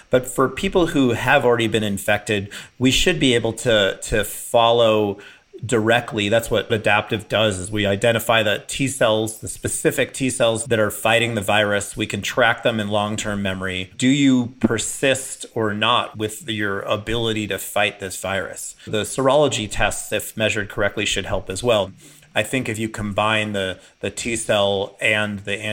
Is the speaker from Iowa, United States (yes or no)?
no; Chicago, Illinois, United States; I grew up in Chicago